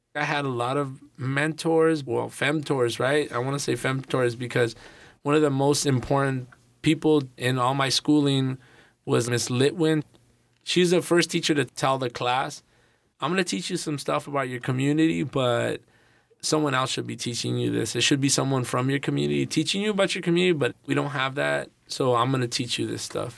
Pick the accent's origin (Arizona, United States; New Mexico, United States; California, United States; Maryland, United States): California, United States; Los Angeles; I grew up in Northeast Los Angeles